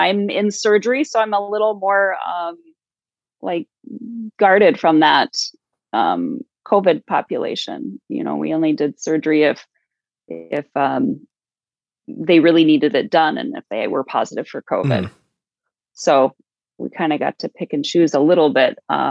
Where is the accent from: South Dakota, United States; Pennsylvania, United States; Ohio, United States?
South Dakota, United States; and I'm from South Dakota, so this kind of all, like, really hits home for me